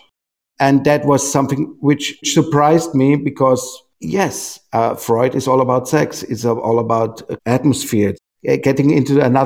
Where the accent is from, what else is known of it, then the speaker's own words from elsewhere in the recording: Austria; I come from Austria.